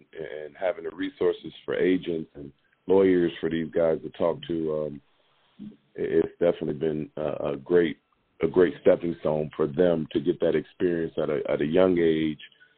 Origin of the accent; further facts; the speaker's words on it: Iowa, United States; moved away as an adult; Growing up in Iowa, coming from Iowa, and going to the University of Iowa